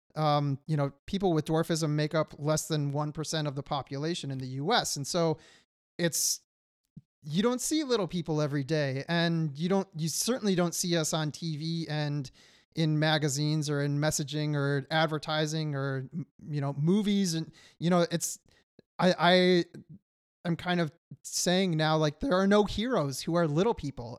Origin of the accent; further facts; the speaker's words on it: Detroit, Michigan, United States; moved away as an adult; now in California, United States; I grew up in Michigan and was not living near an ocean